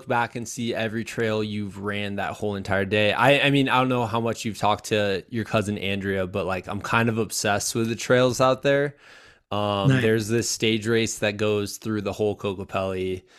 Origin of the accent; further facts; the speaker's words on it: Iowa, United States; moved away; I'm from Iowa, so I'd never been to a desert really before moving out here.